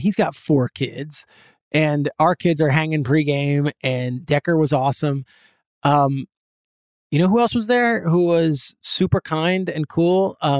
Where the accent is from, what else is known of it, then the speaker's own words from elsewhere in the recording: New Jersey, United States; So, you know, New Jersey, I grew up in Jersey.